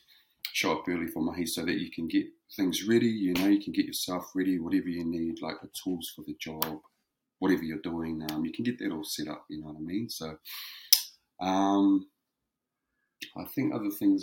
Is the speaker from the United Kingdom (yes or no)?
no; Whakakī, Hawke's Bay, New Zealand; moved away as an adult; also born or lived in Gisborne (Tairāwhiti); now in Wellington, New Zealand; Grew up back home in Whakakī. So Whakakī is where I'm from. Grew up there for the majority of my life